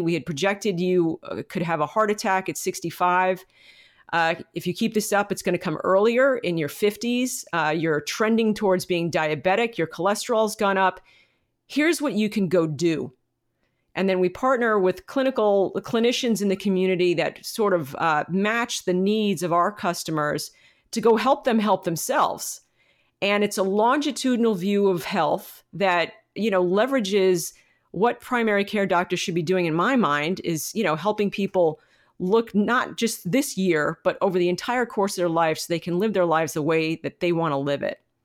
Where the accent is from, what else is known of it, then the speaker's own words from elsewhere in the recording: United States; as a American community